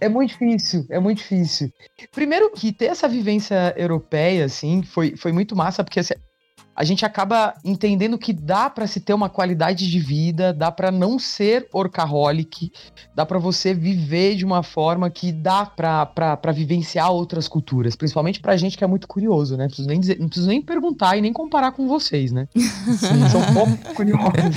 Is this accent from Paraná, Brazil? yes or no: no; interior of São Paulo, Brazil; now in São Paulo, Brazil; Hoje moro em São Paulo, mas eu sou do interior, do interior de São Paulo